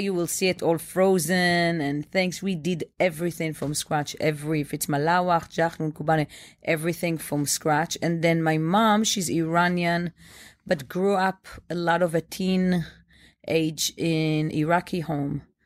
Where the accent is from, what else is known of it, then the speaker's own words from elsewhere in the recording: Bnei Brak, Tel Aviv District, Israel; now in New York, United States; I grew up in Bnei Brak. It's a tiny town, a small town next to Tel Aviv.